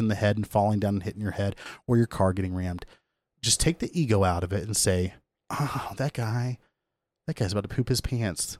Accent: Kansas, United States; I grew up in Kansas

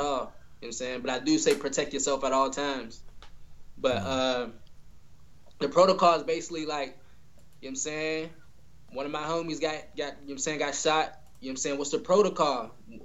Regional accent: Pittsburgh, Pennsylvania, United States; That's where I come from, born and raised

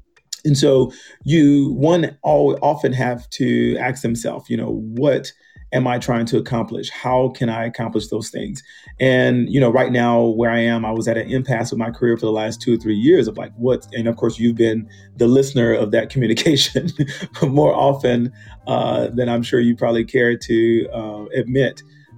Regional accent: the South, United States; you know, I'm from the South, you know, Southern Baptist reared. So you'd be like, ooh, I'm a Christian.

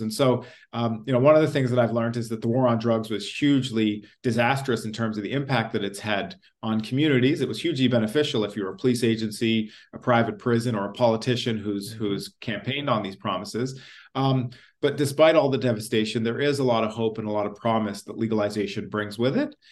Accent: Ontario, Canada; also born or lived in England; I grew up in Ontario

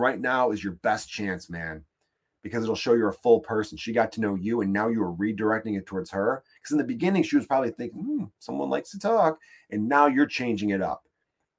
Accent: Chicago, Illinois, United States; I'm from Chicago. I'm in New York for just a minute

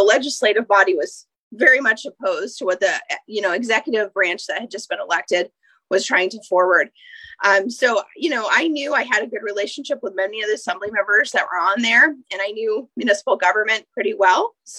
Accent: Eagle River, Alaska, United States; No, I grew up in Chugach Eagle River from about eighth grade on. I went to UAA.

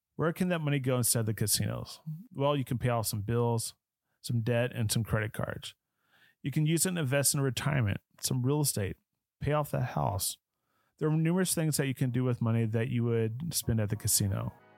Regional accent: Dallas, Texas, United States; Growing up in Dallas, Fort Worth

